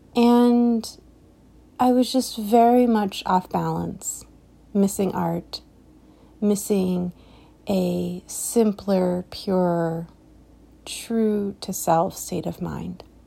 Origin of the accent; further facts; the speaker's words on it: United States; particularly as an American society, where I am speaking from